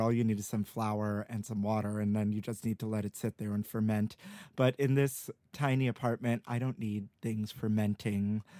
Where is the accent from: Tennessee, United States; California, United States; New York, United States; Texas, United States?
New York, United States; I grew up in New York all my life